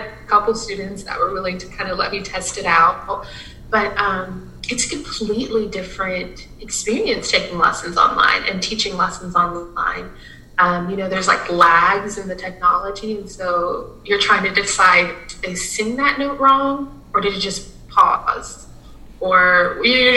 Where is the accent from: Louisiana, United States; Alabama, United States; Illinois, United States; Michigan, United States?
Louisiana, United States; South; moved away as an adult; also born or lived in Lincoln, Nebraska; something that's so symbolic here in my hometown